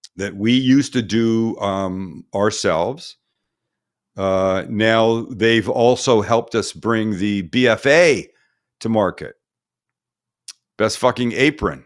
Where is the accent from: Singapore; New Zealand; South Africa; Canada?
Canada; now in United States; my fellow Canadian countrymen